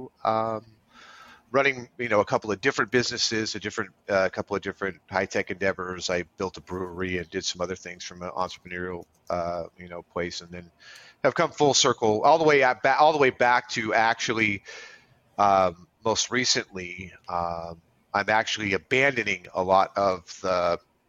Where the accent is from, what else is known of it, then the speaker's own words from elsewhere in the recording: Silicon Valley, Bay Area, California, United States; growing up in the Silicon Valley in the Bay Area in the 80s and 90s